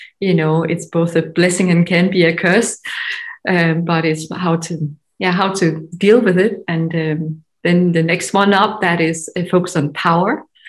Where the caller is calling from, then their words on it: Denmark; From Denmark. So I look very Scandinavian.